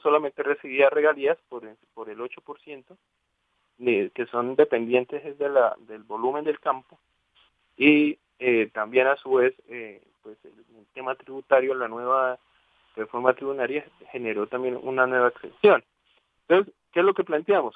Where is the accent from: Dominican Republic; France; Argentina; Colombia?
Colombia